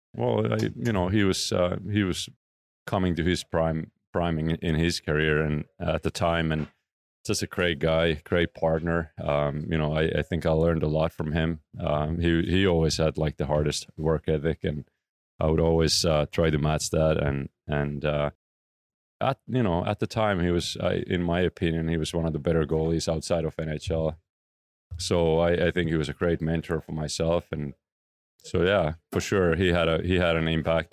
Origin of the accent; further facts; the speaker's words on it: Oulu, North Ostrobothnia, Finland; moved away; close to my hometown, Oulu. Um, that's where I was born